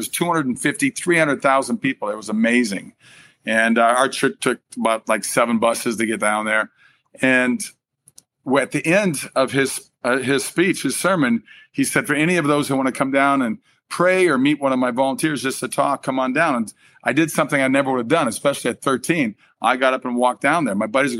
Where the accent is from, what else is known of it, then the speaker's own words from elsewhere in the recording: Minnesota, United States; moved away; Then I go to my home state of Minnesota to film another movie for a month.